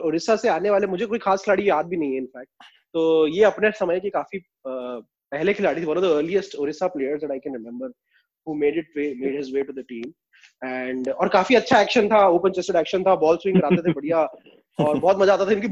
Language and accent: Hindi; Jabalpur, Madhya Pradesh, India; वो मुझे इसलिए पसंद है क्योंकि वो भी मेरे शहर जबलपुर से था